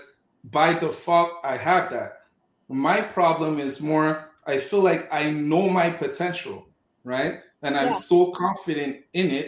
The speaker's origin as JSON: {"language": "English", "town": "Montreal", "region": "Quebec", "country": "Canada", "tie": "born or raised there", "also_born_or_lived": "Cameroon", "said": "So I was born in Cameroon in Africa, grew up in Montreal, Quebec"}